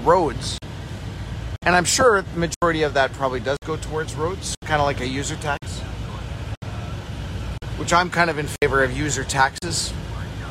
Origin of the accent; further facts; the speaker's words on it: Winnipeg, Manitoba, Canada; moved away; Winnipeg, Manitoba. That's where I grew up.